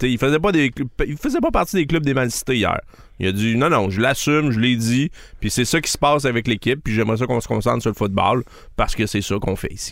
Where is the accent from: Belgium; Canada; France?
Canada; Quebec